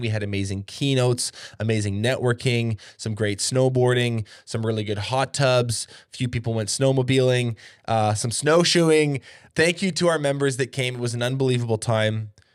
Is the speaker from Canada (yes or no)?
yes; Canada; here north of the border